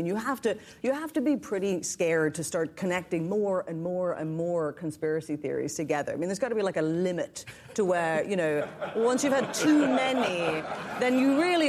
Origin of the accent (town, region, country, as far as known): Northern Ireland, United Kingdom; now in New York City, United States